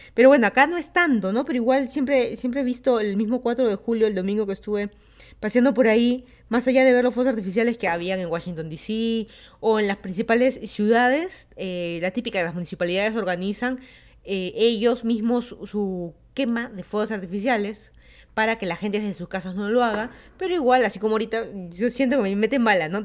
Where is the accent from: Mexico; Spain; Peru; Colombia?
Peru; Lima; moved away as an adult; also born or lived in Miami, United States / Virginia, United States; now in Fairfax County, Virginia, United States; yo soy de Lima, Perú, me mudé a Estados Unidos, ya van a ser 5 años.